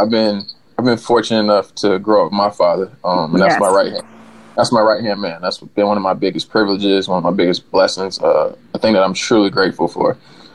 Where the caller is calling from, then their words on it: New Orleans, Louisiana, United States; So yeah, I'm down in New Orleans, Louisiana.